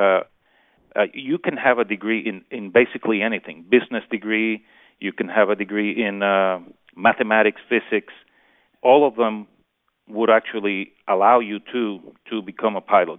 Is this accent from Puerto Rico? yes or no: yes; Puerto Rico; born and raised in Puerto Rico